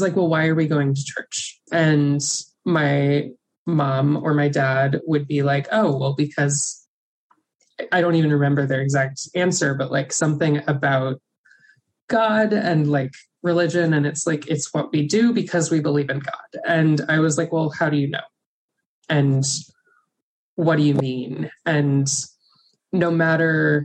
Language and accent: English; Birmingham, Alabama, United States; I grew up Catholic in Birmingham, Alabama